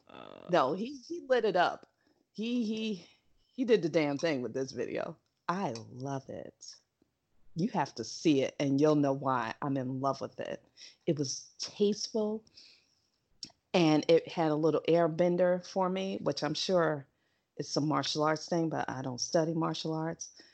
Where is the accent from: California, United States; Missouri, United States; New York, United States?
New York, United States; I'm a New Yorker